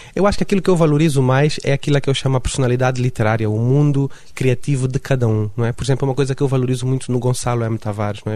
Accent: Luanda, Luanda Province, Angola; accent: sotaque de Luanda; now in Lisbon, Portugal; eu sou de Luanda

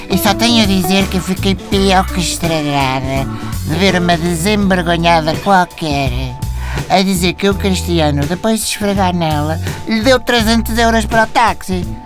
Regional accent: Cacém, Lisbon, Portugal; não é preciso mais nada. Eu sou do Cacém.

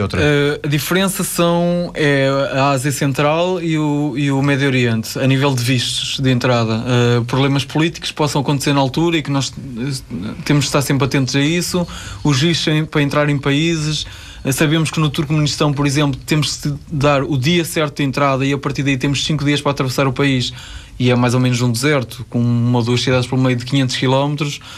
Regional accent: Ovar, Aveiro District, Portugal; Ovar é a minha terra

